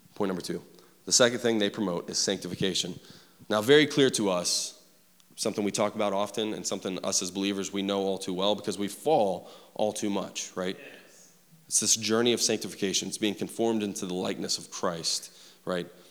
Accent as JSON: {"language": "English", "town": "Huntington", "region": "West Virginia", "country": "United States", "tie": "born or raised there", "said": "I grew up in West Virginia, Huntington to be exact."}